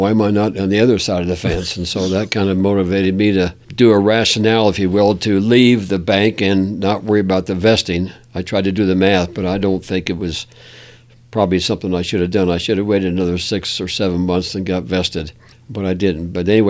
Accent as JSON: {"language": "English", "town": "Washington", "region": "District of Columbia", "country": "United States", "tie": "born there", "said": "I was born in George Washington Hospital."}